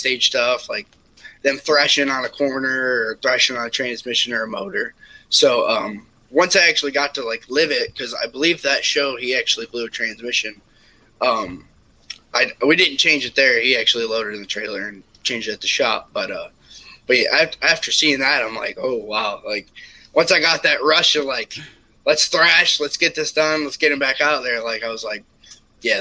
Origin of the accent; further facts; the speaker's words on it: Michigan, United States; I'm originally from Michigan